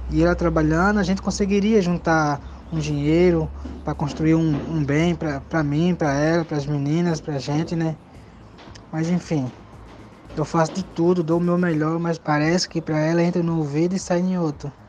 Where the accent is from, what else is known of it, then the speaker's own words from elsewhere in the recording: Blumenau, Santa Catarina, Brazil; Sou de Blumenau, Santa Catarina.